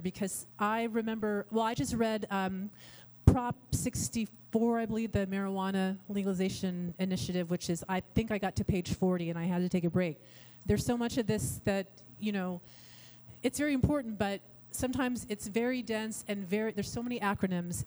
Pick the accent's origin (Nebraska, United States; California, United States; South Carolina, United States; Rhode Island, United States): California, United States; Carmichael; I grew up here in Sacramento in Carmichael